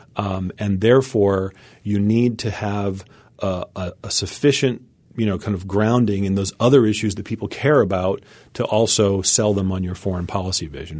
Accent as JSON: {"language": "English", "country": "United States", "said": "As an American"}